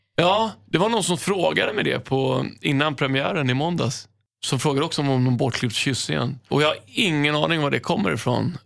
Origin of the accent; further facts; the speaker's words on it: Stockholm, Stockholm County, Sweden; moved away as an adult; also born or lived in Los Angeles, United States; jag är uppväxt på Söder